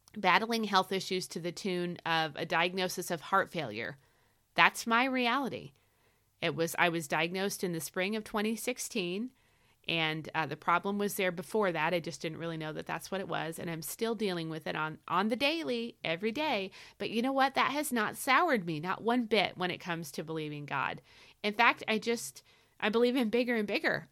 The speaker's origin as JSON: {"language": "English", "country": "United States", "said": "I'm an American"}